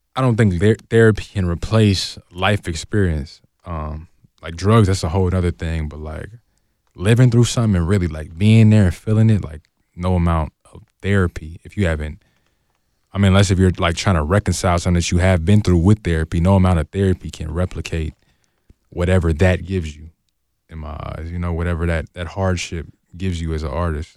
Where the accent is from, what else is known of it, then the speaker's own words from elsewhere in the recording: Oakland, California, United States; I'm from Oakland